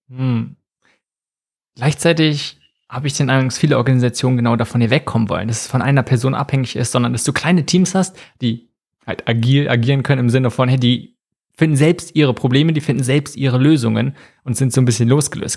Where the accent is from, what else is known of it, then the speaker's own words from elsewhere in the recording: Germany; bei uns in Deutschland